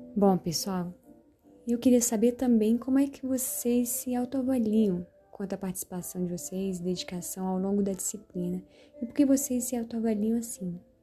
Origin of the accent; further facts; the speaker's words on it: Brasília, Federal District, Brazil; eu sou de Brasília